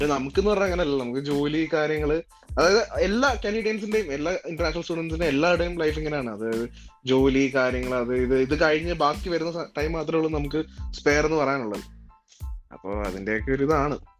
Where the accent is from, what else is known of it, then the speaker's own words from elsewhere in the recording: Elanthoor, Kerala, India; moved away as an adult; now in Ottawa, Canada; ഞാൻ പത്തനംതിട്ടക്കാരനാണ് പത്തനംതിട്ടയില് എലന്തൂർ പ്രക്കാനം എന്നൊക്കെ പറയും നമ്മുടെ സ്ഥലത്തിന്റെ പേരാണ്